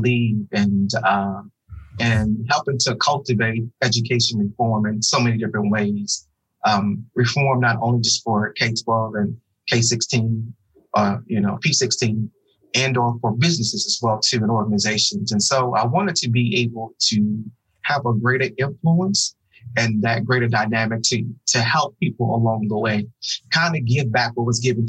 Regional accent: Oklahoma City, Oklahoma, United States; moved away as an adult; now in Dallas-Fort Worth, United States; I'm originally from Oklahoma City, Oklahoma. Born and raised, went to high school there, undergrad for college, and then matriculated from Oklahoma to the great state of Texas, where I currently reside in the Dallas-Fort Worth area

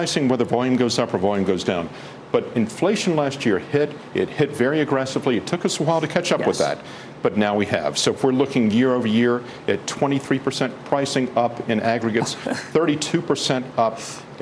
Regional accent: North Carolina, United States; My home state of North Carolina

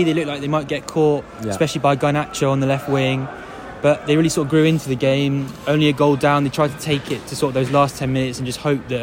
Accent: near Oxford, South East England, United Kingdom; my dad's from Swansea. I'm not from Swansea. I'm from near Oxford.

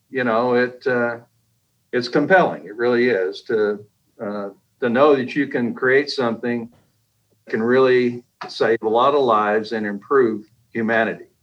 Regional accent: Kilgore, Texas, United States; also born or lived in Japan / Germany / New Hampshire / Alabama; Well, I was an Air Force brat growing up. I was born in Japan, and then my dad traveled the world. Up, you know, from Germany to New Hampshire to Alabama to Texas to you name it. And I finished high school in uh, in East Texas, Kilgore

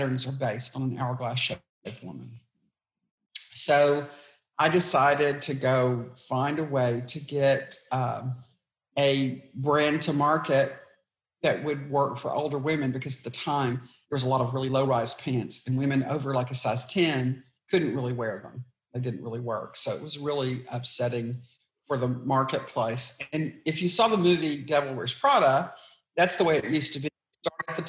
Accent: East Texas, United States; I grew up in East Texas

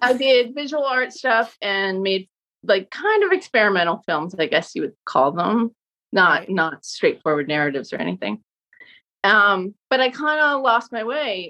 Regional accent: Southampton, New York, United States; moved away as an adult; also born or lived in Brooklyn; now in Montclair, United States; I grew up in in Southampton on Long Island, which is the Hamptons, but I was a local

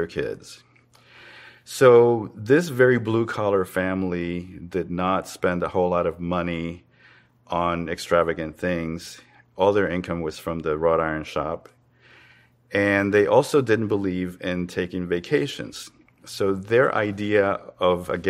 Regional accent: Havana, Cuba; moved away; I was born in Havana, Cuba, and I'm a visual artist

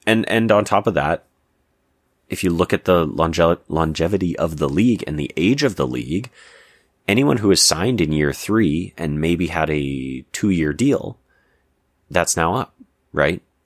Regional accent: Canada; I'm Canadian

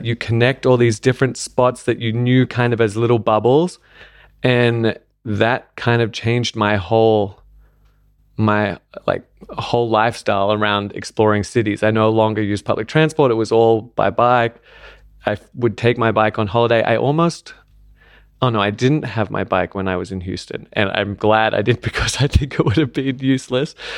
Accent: Australia; also born or lived in London; now in Berlin, Germany; I grew up in Australia where you had to have a car to get around

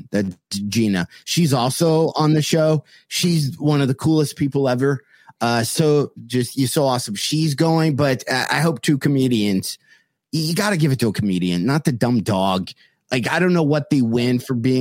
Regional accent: South Lyon, Michigan, United States; when I worked at Colonial Market in South Lyon

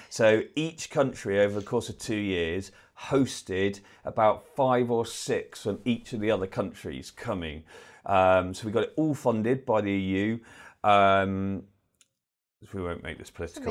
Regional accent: Bristol, South West England, United Kingdom; moved away as an adult; also born or lived in Manchester; originally I'm not from this part of the world, I'm from Bristol

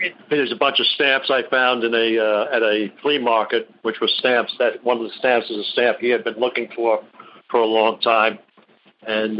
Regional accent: Long Island, New York, United States; now in South Carolina, United States; I grew up on Long Island

